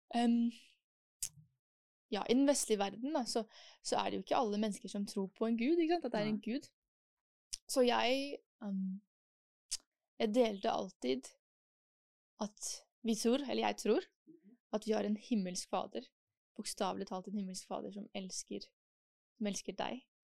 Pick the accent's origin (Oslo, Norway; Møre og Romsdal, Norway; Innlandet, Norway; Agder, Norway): Oslo, Norway; also born or lived in Germany / Switzerland; jeg kommer fra Oslo